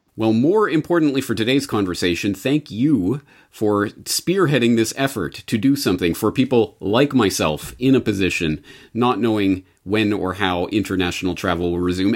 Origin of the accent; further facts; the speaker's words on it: Canada; now in Japan; I am a Canadian living in Japan